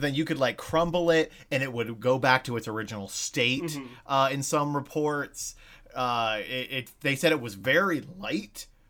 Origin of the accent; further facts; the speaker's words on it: Ohio, United States; we're both from Ohio